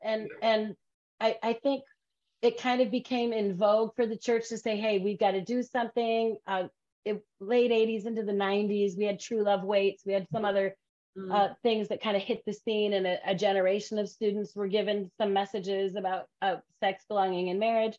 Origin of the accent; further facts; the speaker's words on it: Grand Rapids, Michigan, United States; moved away as an adult; also born or lived in Chicago; I grew up in West Michigan in Grand Rapids, and a lot of my family is still there